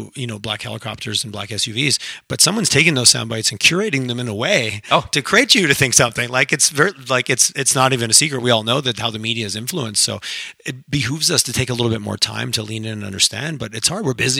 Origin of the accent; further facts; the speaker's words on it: Quebec, Canada; now in Calgary, Canada; I grew up in Quebec, which really marches to its own drum.